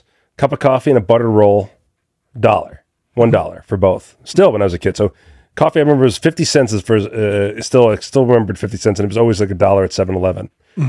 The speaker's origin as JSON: {"language": "English", "region": "New Jersey", "country": "United States", "tie": "born or raised there", "said": "I grew up in Jersey during the 80s."}